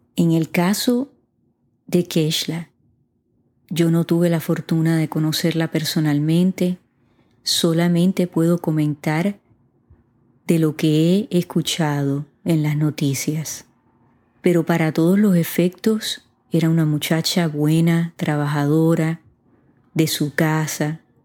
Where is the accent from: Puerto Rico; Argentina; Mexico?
Puerto Rico; mi país, Puerto Rico